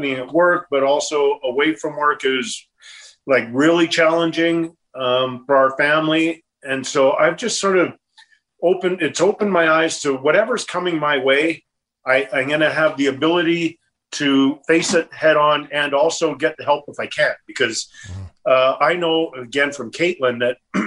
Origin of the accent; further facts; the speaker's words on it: Edmonton, Alberta, Canada; moved away as an adult; also born or lived in Los Angeles; growing up in Edmonton that I would have ever played in the National Hockey League